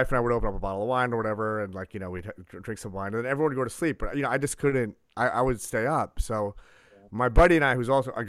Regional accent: New York, United States; I'm from New York, so we used to go to the Beacon shows all the time

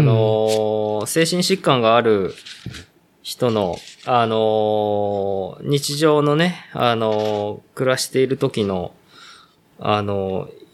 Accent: Ōguchi, Aichi, Japan; 僕の実家のこの、大口

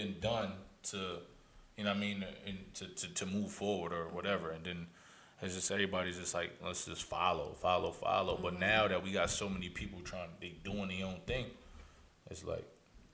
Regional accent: Albany, New York, United States; also born or lived in Texas; I'm from Albany.

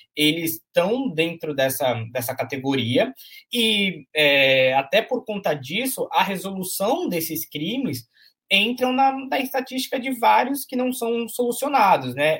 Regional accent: Santos, São Paulo, Brazil; Eu sou nascido e criado em, em Santos, né, no bairro Castelo, lá na, na zona noroeste

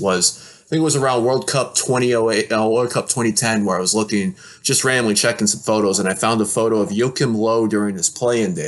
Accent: Detroit, Michigan, United States; I was from the Detroit area

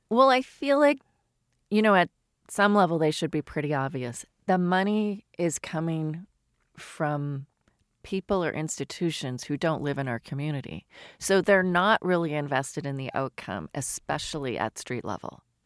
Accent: outside of Toronto, Ontario, Canada; moved away as an adult; also born or lived in London / Paris; now in Seattle, United States; I grew up in Canada outside of Toronto

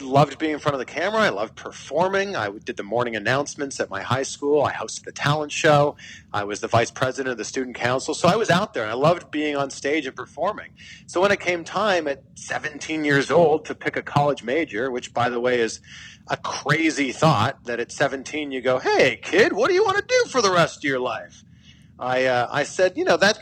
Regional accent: Pickering, Ontario, Canada; moved away as an adult; also born or lived in Vancouver / Cleveland / Miami; now in United States; I'm from Canada. I'm from a small town called Pickering, Ontario.

